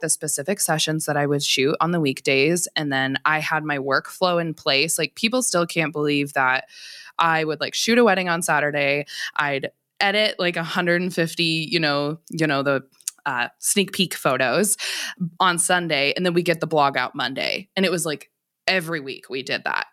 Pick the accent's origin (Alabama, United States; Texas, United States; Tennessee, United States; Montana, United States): Montana, United States; also born or lived in Seattle Tacoma area, Washington; I'm from Montana originally, so I went to like undergrad out there. I came back to Montana for law school and this is where I'm from